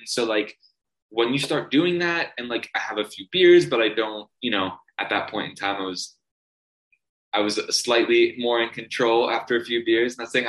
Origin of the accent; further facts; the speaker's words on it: Toronto, Ontario, Canada; if they asked, I said, I'm from Toronto. I realized that I said Toronto originally. If you're from Toronto, you never pronounce the second T.